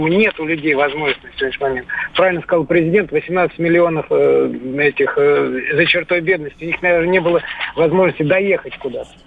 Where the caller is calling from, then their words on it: Voronezh, Voronezh Oblast, Russia; Я из Воронежа хотел бы как бы поделиться